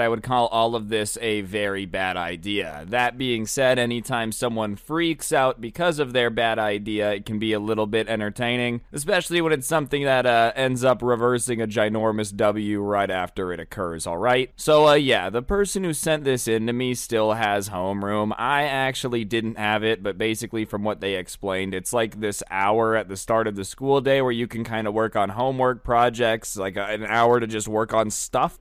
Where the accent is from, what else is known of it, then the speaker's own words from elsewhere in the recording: Las Vegas, Nevada, United States; I'm from Las Vegas